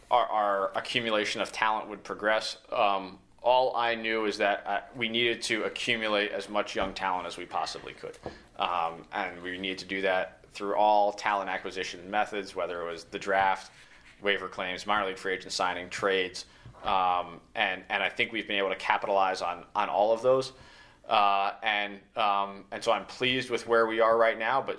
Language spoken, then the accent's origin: English; Northeast, United States; this was new to me because I grew up in the Northeast